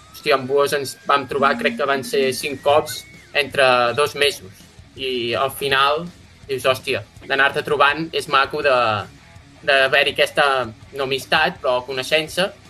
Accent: Osona, Catalonia, Spain; som tots d'Osona, majoritàriament

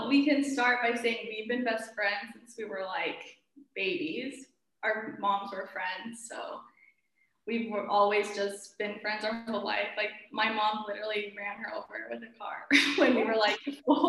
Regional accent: Mesa, Arizona, United States; also born or lived in Paris; But we're both from Mesa, so I'm born and raised here. I never really left. I moved to Paris for a little bit to study fashion.

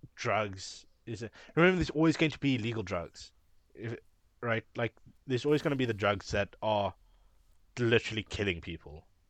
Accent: Cape Town, Western Cape, South Africa; we are people from Cape Town

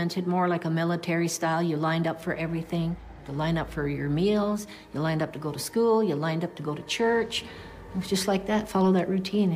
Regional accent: Mohawk Nation, Grand River Territory, Ontario, Canada; I'm from the Mohawk Nation, Grand River Territory

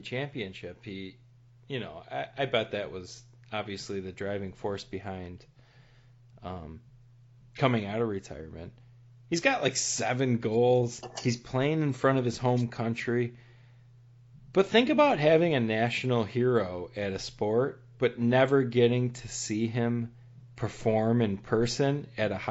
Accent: United States; as an American

